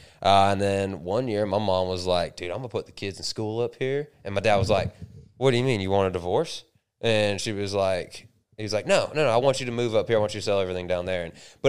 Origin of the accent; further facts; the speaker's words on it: Hollywood, Miami, Tamarac, later Polk County, Florida, United States; So I was originally born in Hollywood, not California.